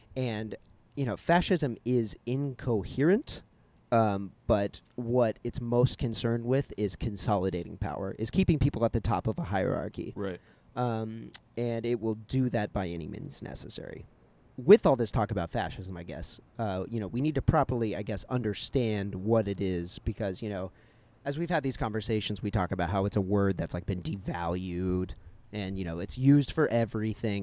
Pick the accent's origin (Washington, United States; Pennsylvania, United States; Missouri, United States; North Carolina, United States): Missouri, United States; growing up in Missouri and growing up amongst like you know the uh, like the strongholds of the Christian right